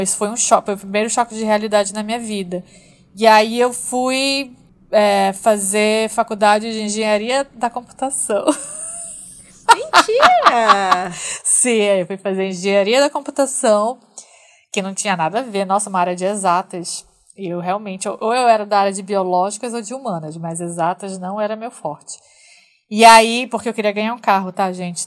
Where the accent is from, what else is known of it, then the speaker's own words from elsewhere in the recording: Manaus, Amazonas, Brazil; eu sou de Manaus, nascida e criada em Manaus